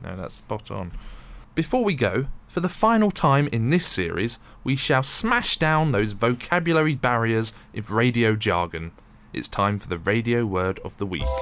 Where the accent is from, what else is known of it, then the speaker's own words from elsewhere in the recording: London, United Kingdom; I grew up in London